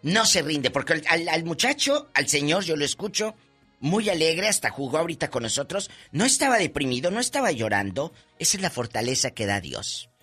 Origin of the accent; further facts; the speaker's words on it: Matamoros, Tamaulipas, Mexico; moved away; mi tierra, Matamoros, Tamaulipas